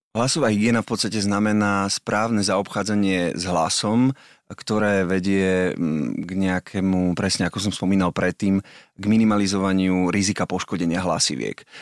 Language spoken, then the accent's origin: Slovak; Malacky, Bratislava Region, Slovakia; som z Malaciek